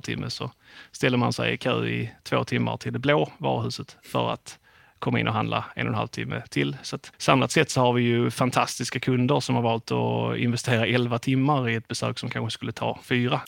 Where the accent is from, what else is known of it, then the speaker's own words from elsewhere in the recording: Skåne, Sweden; accent: Scanian; moved away as an adult; now in Halmstad, Sweden; om det är någon som hör min dialekt så tänker jag att man inte tänker spontant att jag är en hallänning, utan jag är ju ganska mycket skåning